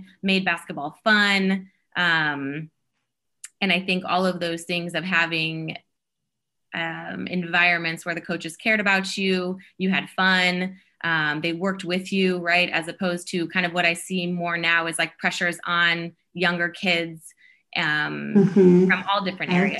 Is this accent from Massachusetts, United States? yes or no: no; South Sioux City, Nebraska, United States; growing up in Nebraska, so I was small town Nebraska, South Sioux City, Nebraska